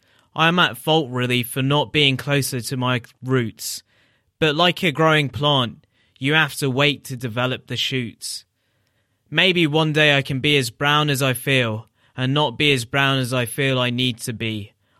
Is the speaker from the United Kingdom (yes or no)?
yes; Tower Hamlets, London, United Kingdom; I grew up in Tower Hamlets, which is like the area which is Whitechapel, Bethnal Green, Stepney Green, Brick Lane, Mile End. So that area, which has like a large Bangladeshi population.